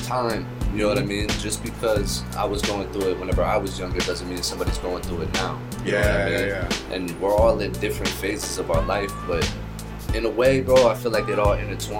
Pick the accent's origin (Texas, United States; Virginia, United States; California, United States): California, United States; Santa Clara; Mainly, because I was born in the Bay Area, bro, so.